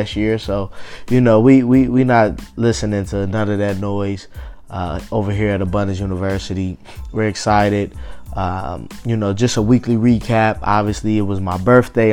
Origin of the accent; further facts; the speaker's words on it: Cincinnati, Ohio, United States; I'm in Cincinnati